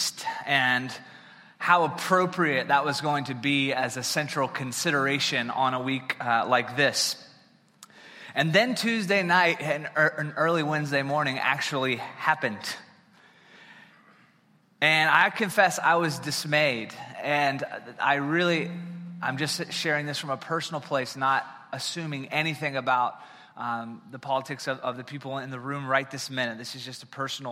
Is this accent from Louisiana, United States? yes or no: no; South Carolina, United States; moved away; So I'm originally from South Carolina